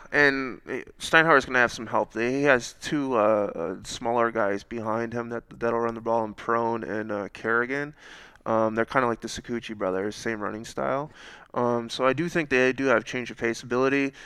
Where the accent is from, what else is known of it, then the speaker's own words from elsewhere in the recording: Harrison Township, Michigan, United States; I'm from Harrison Township